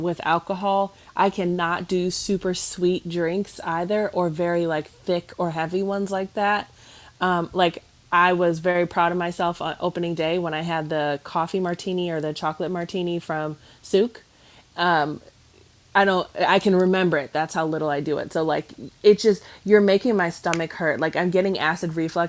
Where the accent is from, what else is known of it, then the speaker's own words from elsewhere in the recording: Cleveland, Ohio, United States; I'm from Cleveland